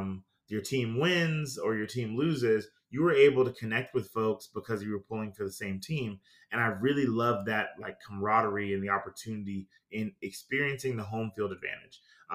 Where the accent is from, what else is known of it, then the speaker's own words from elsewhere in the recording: Greenville, South Carolina, United States; I told them, hey, look, I'm from Greenville, South Carolina.